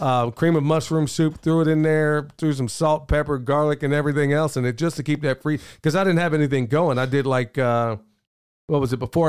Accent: Oklahoma, United States; where I grew up in Oklahoma

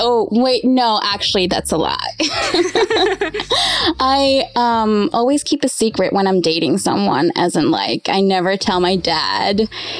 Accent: Switzerland; moved away as an adult; also born or lived in Cancun, Mexico; now in Los Angeles, United States; I just turned 28 last week. I was born in Cancun, Mexico, and then I grew up in Switzerland. I came to Los Angeles about 4 years ago for acting

